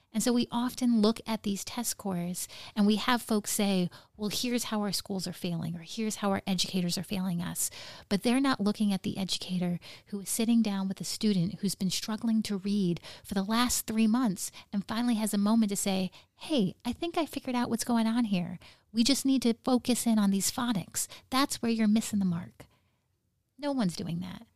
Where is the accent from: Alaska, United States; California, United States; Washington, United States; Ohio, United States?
Alaska, United States; Nome; growing up in Nome